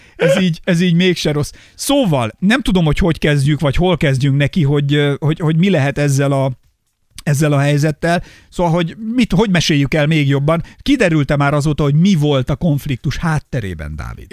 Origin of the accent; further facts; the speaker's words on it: Hungary; én faluról jövök